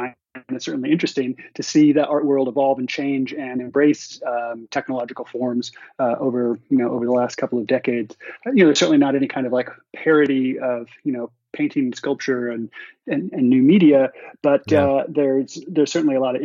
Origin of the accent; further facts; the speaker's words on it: outside of Seattle, Washington, United States; I grew up outside of Seattle, kind of in the countryside